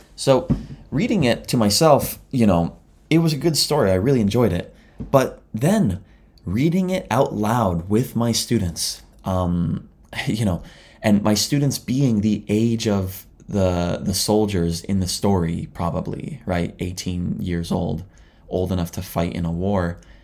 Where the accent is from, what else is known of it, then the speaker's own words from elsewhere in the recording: Canada; now in Japan; I'm a Canadian living in Japan